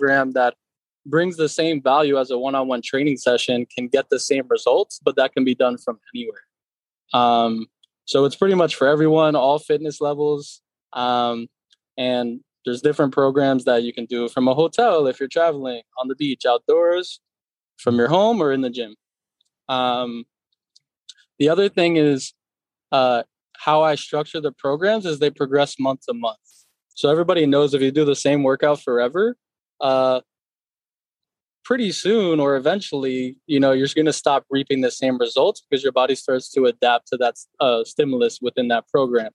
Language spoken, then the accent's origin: English; Norwalk, Connecticut, United States; moved away as an adult; now in Los Angeles, United States; So I'm originally from Norwalk, Connecticut, born and raised